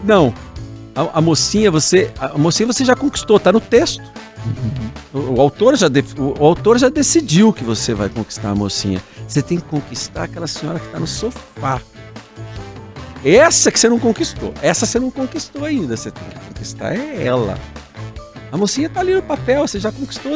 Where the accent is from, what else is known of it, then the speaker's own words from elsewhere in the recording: Curitiba, Paraná, Brazil; eu sou de Curitiba, né? Nascido em Curitiba